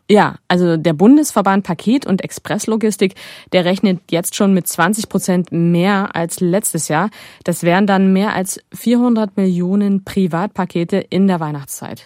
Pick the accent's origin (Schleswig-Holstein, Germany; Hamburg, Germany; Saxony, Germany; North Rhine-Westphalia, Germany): Saxony, Germany; Aue; Ich komme ja aus Aue im Erzgebirge